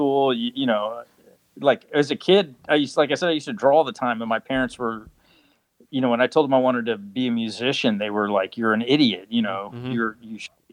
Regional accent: Nashville, Tennessee, United States; moved away; I grew up in Nashville, Tennessee

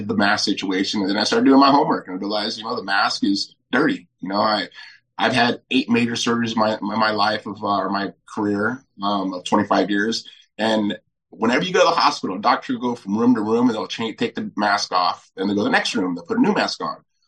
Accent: Huntington Beach, California, United States; moved away as an adult; now in Florida, United States; I was born and raised in Huntington Beach

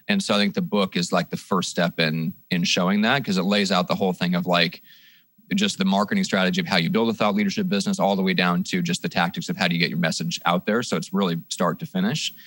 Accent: Midwest, United States; also born or lived in Iowa / Nebraska; now in San Diego, United States; I'm originally from the Midwest. I'm from Iowa, Nebraska

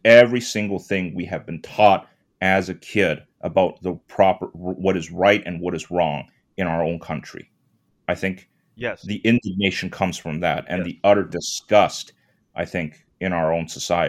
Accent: Canada; moved away as an adult; now in New York, United States; I grew up in Canada

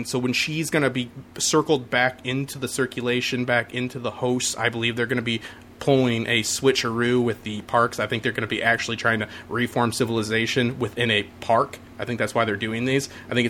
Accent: Detroit, Michigan, United States; now in North Carolina, United States; I was displaced from Detroit to North Carolina, right?

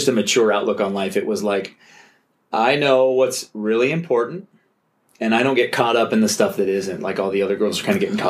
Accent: Tacoma, Washington, United States; moved away as an adult; also born or lived in Rexburg, Idaho; I grew up in basically Tacoma, Washington.

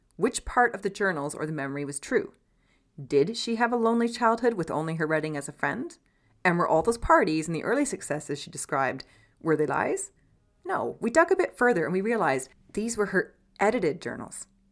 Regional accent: Canada; We were raised in Canada

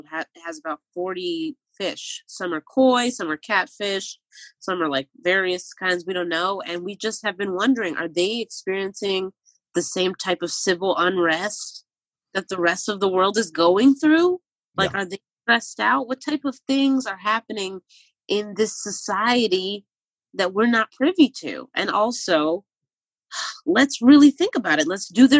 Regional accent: Philadelphia, Pennsylvania, United States; There's certain parts of being a Philadelphian that we don't acknowledge enough.

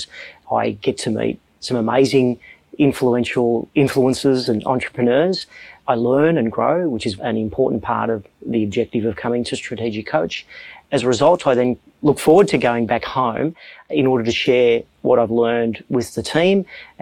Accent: Melbourne, Victoria, Australia; I'm from Melbourne, Australia, and I lead a financial services company

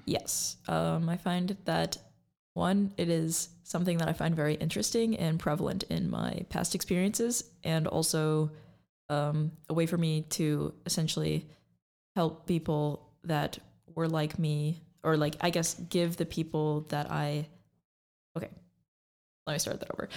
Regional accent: Lansing, Michigan, United States; I'm from the Lansing area

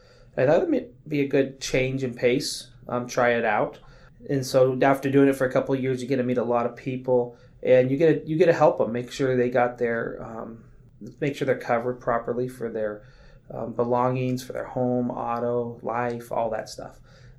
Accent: Klamath Falls, Oregon, United States; also born or lived in Midwest; now in Medford, United States; So, I was born and raised in Klamath Falls. Then we moved to the Midwest

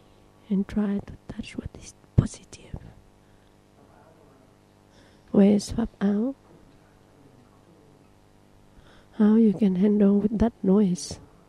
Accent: Thailand; I'm born in the Mapo trees family. I came from Thailand. I can sleep very well like I slept in Thailand.

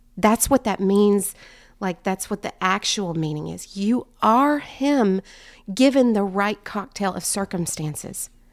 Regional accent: Strawberry Plains, Tennessee, United States; I grew up in East Tennessee in Strawberry Plains

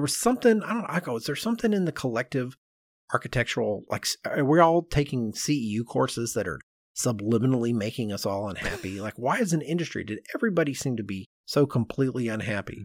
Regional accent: United States

